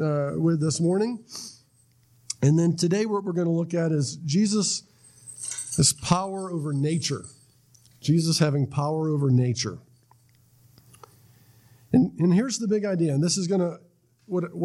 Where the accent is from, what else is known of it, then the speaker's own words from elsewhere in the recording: Florida, United States; I was from Florida, went up to North Carolina